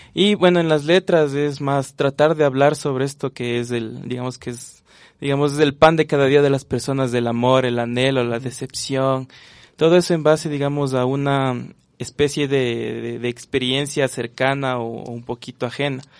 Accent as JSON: {"language": "Spanish", "town": "Quito", "region": "Pichincha", "country": "Ecuador", "said": "yo soy quiteño y tengo unas pequeñas raíces en donde es Riobamba, Colta, por ahí"}